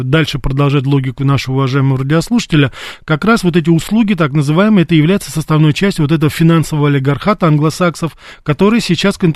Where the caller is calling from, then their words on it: Moscow, Russia; я из Москвы.